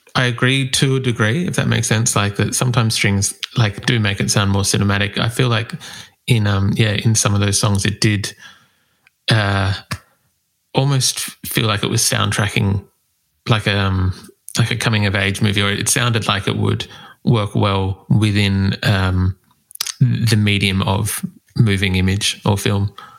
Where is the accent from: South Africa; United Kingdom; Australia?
Australia; accent: Australian; my Australian accent